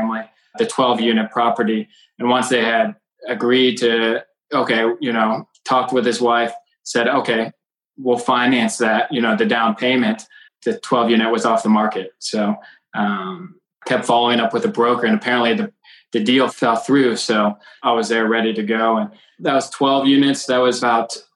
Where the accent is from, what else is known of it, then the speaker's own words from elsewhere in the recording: Cincinnati, Ohio, United States; also born or lived in Kentucky; I was born and raised in Cincinnati